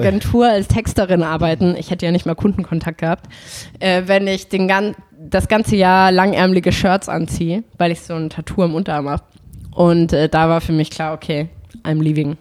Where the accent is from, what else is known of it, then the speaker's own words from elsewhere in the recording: Salzburg, Austria; moved away as an adult; now in Berlin, Germany; ich bin in Salzburg aufgewachsen